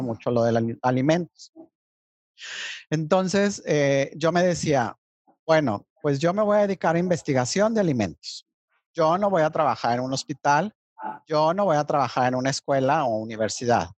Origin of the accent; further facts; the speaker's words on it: Monterrey, Nuevo León, Mexico; also born or lived in Mexico City; yo soy nacido en Ciudad de México, pero pues he vivido desde los tres años y medio aquí en Monterrey